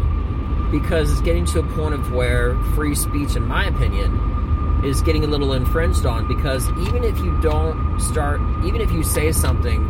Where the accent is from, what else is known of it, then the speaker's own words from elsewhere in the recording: Northeast, United States; I'm from the Northeast